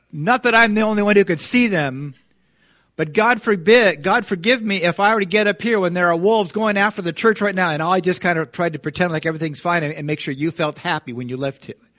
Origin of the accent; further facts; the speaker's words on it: United States; we as American Christians